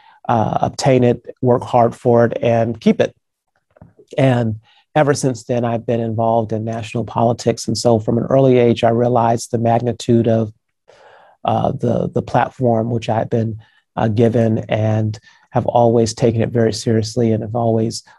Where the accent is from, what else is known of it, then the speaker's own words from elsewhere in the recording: Phoenix, Arizona, United States; my hometown of Phoenix, Arizona